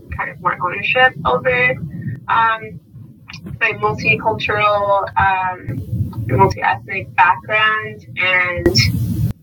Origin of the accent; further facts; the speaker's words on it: San Antonio, Texas, United States; growing up in San Antonio on the west side and the east side